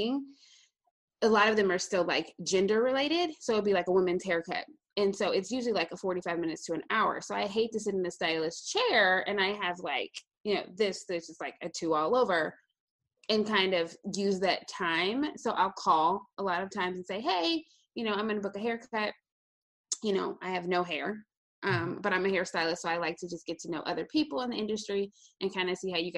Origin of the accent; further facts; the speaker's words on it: St. Louis, Missouri, United States; now in Columbia, United States; So I'm actually originally from St. Louis, Missouri. So I grew up in St. Louis all the way until I was about 16